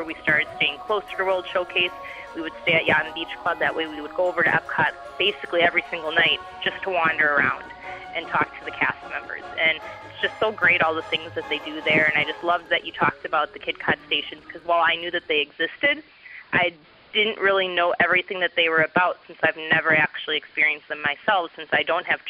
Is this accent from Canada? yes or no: yes; Alberta, Canada; I'm from Alberta, Canada, so I'm one of your listeners from the north.